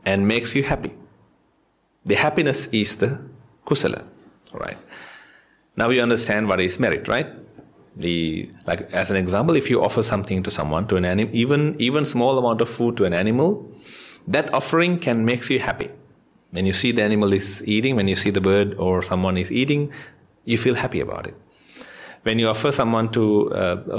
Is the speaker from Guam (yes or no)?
no; Sri Lanka; now in Australia; I'm from Sri Lanka.